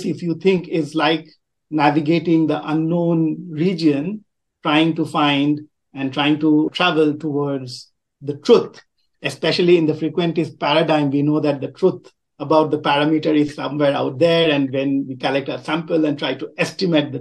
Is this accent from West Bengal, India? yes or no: yes; Kolkata, West Bengal, India; moved away as an adult; also born or lived in Riverside, California, United States; I grew up in a very densely populated Indian city called Calcutta, now called Kolkata. So I'm from India, but I've lived in three continents